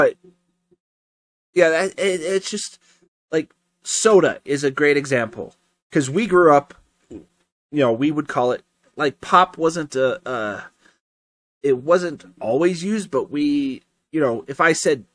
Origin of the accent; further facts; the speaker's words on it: Colorado, United States; we're from Colorado.